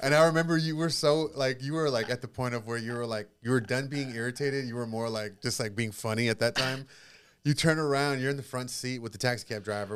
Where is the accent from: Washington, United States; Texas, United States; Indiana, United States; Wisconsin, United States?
Texas, United States; San Antonio; now in New Braunfels, United States; I am born and raised in San Antonio